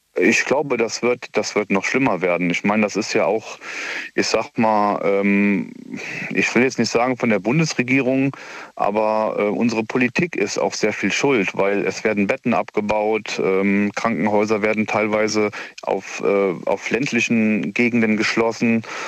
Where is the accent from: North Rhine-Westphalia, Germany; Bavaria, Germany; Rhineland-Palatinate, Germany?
Rhineland-Palatinate, Germany; near Koblenz; ich komme ja aus der Nähe von Koblenz